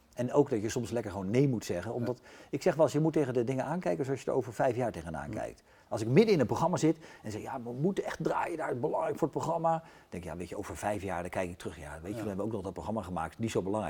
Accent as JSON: {"language": "Dutch", "town": "The Hague", "region": "South Holland", "country": "Netherlands", "tie": "born or raised there", "said": "als ze vragen waar kom je vandaan, dan zeg ik al wel toch met enige trotse Den Haag"}